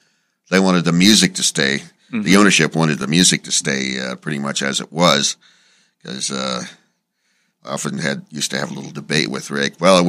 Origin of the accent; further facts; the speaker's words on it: Phoenix, Arizona, United States; moved away as an adult; now in Los Angeles, United States; I grew up in Phoenix and worked at a couple of top 40 stations after working my way up through high school at various crappy little suburban stations.